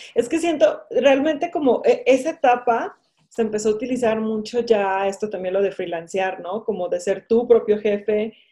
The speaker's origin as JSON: {"language": "Spanish", "country": "Mexico", "said": "aquí en México"}